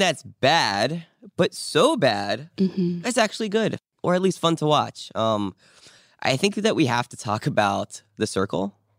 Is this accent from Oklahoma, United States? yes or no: no; New Jersey, United States; every kid I grew up with in New Jersey